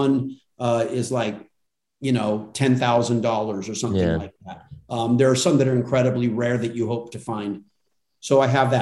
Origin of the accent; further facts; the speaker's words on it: Altadena, California, United States; also born or lived in Pasadena, California / Burbank, California; And I was born in Pasadena, raised in a town called Altadena